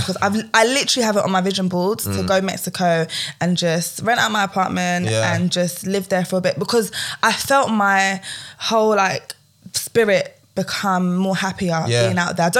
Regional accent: Croydon, London, United Kingdom; I'm from Croydon.

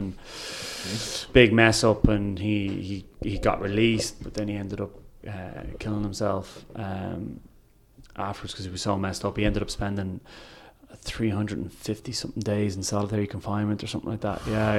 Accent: Naas, County Kildare, Ireland; Well, I used to go to the Capri Grill in Nace.

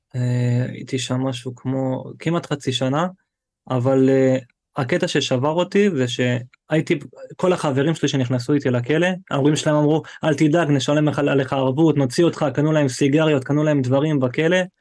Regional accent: Eilat, Southern District, Israel; moved away as an adult; also born or lived in Ofakim; אני מאילת, כאילו, אני בן עשרים ושמונה

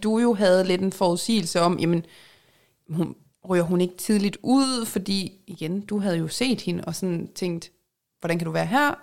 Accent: Jutland, Denmark; accent: Jutlandic; jeg er jyde

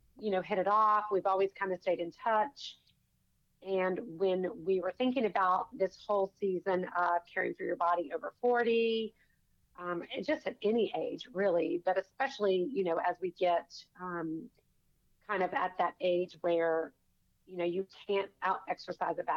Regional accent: Savannah, Georgia, United States; I'm from Savannah

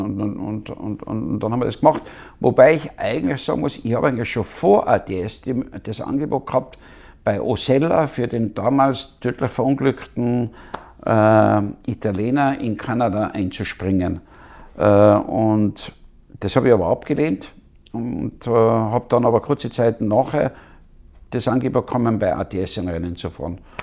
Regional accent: Wörgl, Tyrol, Austria; ich bin in Würgel aufgewachsen.

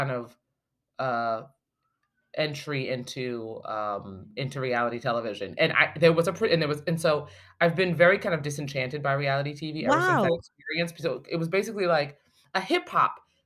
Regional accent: Maplewood, New Jersey, United States; I'm in New Jersey, and I'm born and raised in New Jersey

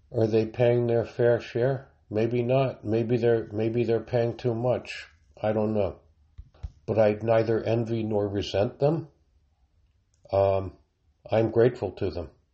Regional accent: United States; speaking as an American

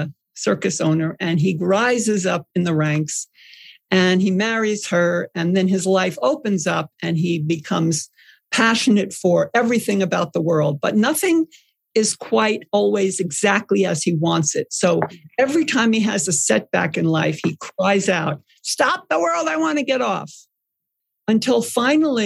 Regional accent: Long Island, New York, United States; I grew up on Long Island.

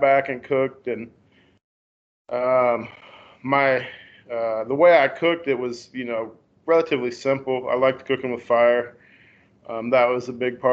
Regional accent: Independence, Missouri, United States; I grew up right here in Independence, Missouri, where I still live

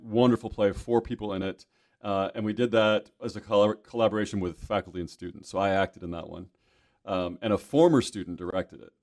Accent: Michigan, United States; moved away as an adult; also born or lived in California / Arizona; now in Kentucky, United States; I'm from Michigan

